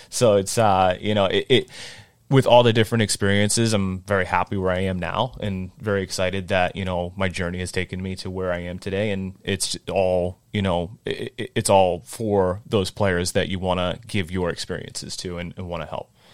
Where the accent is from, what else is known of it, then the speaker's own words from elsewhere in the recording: North Attleboro, Massachusetts, United States; growing up in North Attleboro